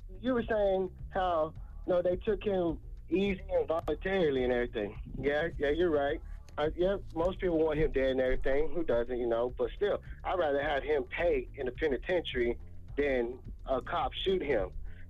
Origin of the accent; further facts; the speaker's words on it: Texas, United States; So I'm from Texas. It was literally probably 30 minutes away from home, you know?